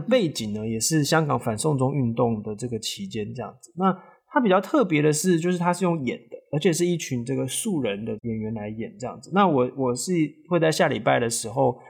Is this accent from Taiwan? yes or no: yes; Taiwan; 我们台湾人在中国，不管是做生意的啦，哦，读书的、工作的人其实有很多